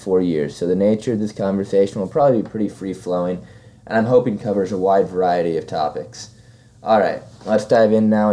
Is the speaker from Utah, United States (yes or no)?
no; Peoria, Illinois, United States; moved away as an adult; now in Macon, United States; I'm from Peoria, Illinois, a little bit south of Chicago